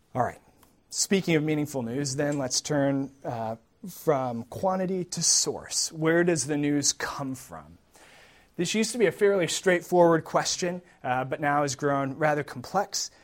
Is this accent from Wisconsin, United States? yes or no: yes; Wisconsin, United States; I grew up in Wisconsin